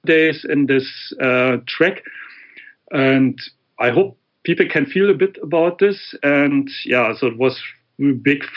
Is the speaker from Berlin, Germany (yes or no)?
yes; Berlin, Germany; moved away; I'm originally from Berlin